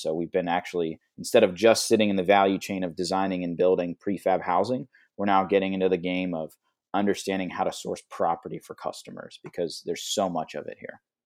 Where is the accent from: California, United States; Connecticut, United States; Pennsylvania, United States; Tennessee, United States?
Pennsylvania, United States; Pittsburgh; I'm actually originally from Pittsburgh